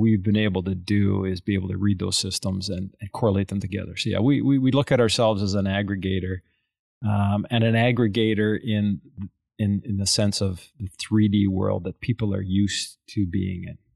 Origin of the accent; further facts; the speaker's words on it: Calgary, Alberta, Canada; we're from Caliger, Alberta. I, I, I grew up in the oil patch